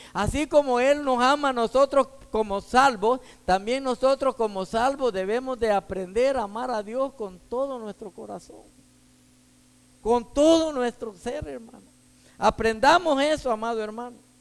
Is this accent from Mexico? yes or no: no; Texas, United States; soy de aquí, de Texas